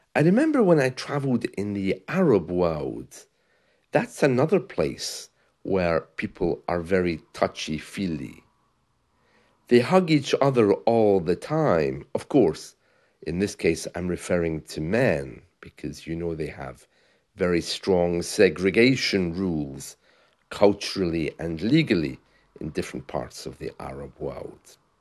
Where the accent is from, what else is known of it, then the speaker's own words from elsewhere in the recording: United Kingdom; moved away as an adult; also born or lived in Spain; I'm British